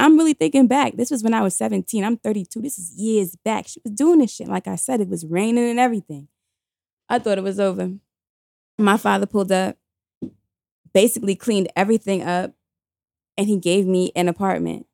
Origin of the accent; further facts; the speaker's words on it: New York City, New York, United States; I was in high school, I was seventeen years old, we were coming from Q H S T, that's the Queens High School of Teaching. By the way, did I mention I'm from New York City